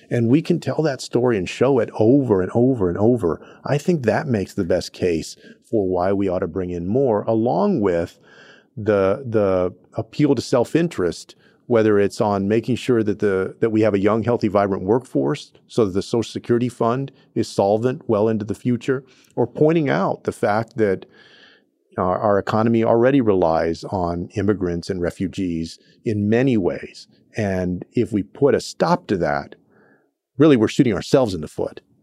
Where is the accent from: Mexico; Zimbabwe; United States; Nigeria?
United States; Texas; places like Houston in my home state of Texas